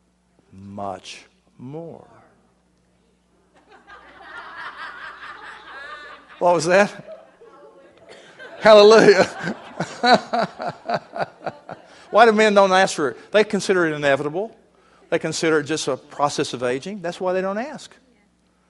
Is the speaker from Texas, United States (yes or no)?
yes; Texas, United States; moved away as an adult; also born or lived in Virginia; I'm originally from Texas, and I'm living in Texas now, but I was living in Virginia at the time